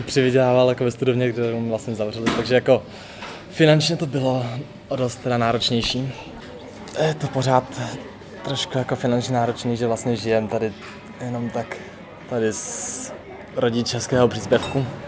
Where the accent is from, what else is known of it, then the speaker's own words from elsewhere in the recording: Hradec Králové, Hradec Králové Region, Czechia; now in Karviná, Czech Republic; já jsem původně totiž z Hradce Králové